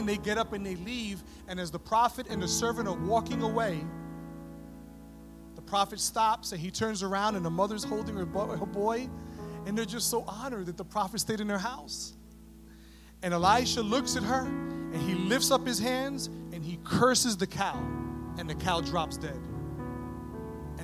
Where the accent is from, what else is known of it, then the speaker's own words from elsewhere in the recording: New York City, New York, United States; moved away as an adult; also born or lived in San Antonio, Texas; I grew up in New York City, and so we're very familiar with the Jewish community